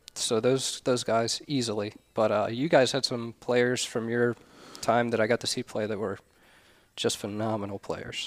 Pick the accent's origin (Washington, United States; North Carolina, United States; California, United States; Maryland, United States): Maryland, United States; Ellicott City; I grew up in Ellicott City, Maryland